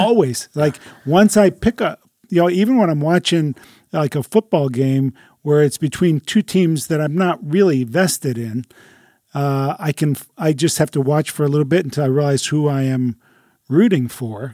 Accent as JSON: {"language": "English", "country": "United States", "said": "as American Christians"}